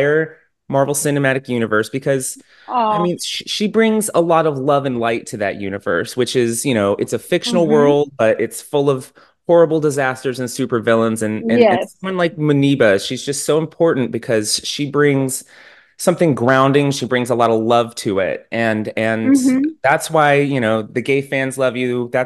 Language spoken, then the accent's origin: English; Texas, United States; I'm a Texan